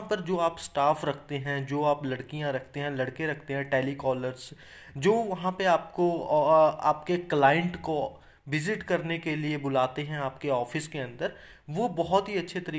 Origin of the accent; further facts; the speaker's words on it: Chandigarh, India; मान के चलो मैं जैसे चंडीगढ़ से बिलोंग करता हूँ अगर आपको चंडीगढ़ में कोई फ्लैट बेचना है